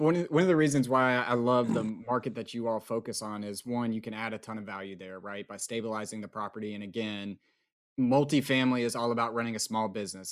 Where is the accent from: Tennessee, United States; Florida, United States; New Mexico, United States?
Tennessee, United States; East; also born or lived in Nashville, Tennessee / Austin, Texas; being from East Tennessee and growing up in East Tennessee and living in Nashville for so long